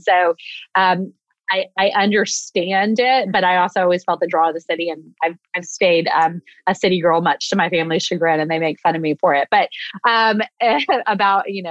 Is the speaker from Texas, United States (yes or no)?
yes; Texas, United States; I grew up in Texas